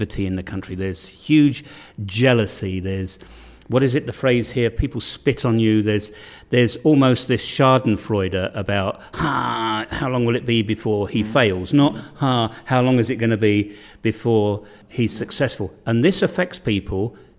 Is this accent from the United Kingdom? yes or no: yes; United Kingdom; now in Bosnia and Herzegovina; I'm British